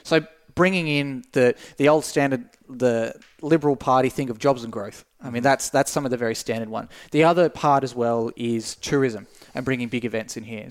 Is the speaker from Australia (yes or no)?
yes; Tasmania, Australia; as a kid growing up in Tasmania